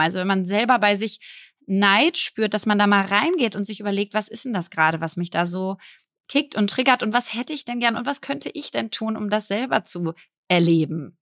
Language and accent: German; Berlin, Germany; ich bin ja jetzt 35 und ich bin Berlinerin